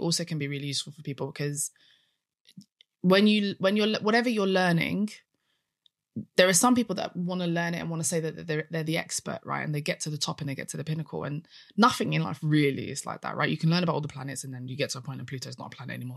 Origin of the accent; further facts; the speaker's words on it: United Kingdom; I'm British